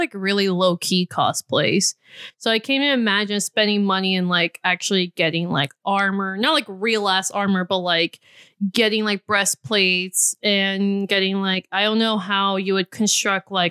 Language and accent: English; Houston, Texas, United States; I'm from Houston, Texas